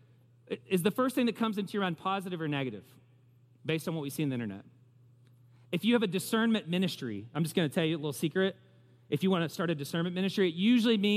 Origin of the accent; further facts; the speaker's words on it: the South, United States; I'm putting myself out there as a Southerner.